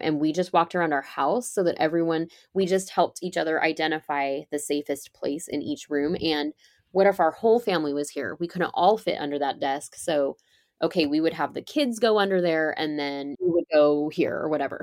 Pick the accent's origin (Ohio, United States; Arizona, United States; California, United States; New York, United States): California, United States; I grew up in California, and I ended up back here. I live in California now